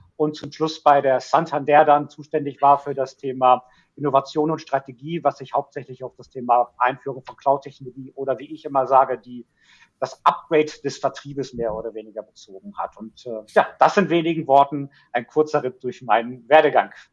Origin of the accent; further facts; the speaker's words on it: Ruhr area, North Rhine-Westphalia, Germany; Kind des Ruhrgebiets durch und durch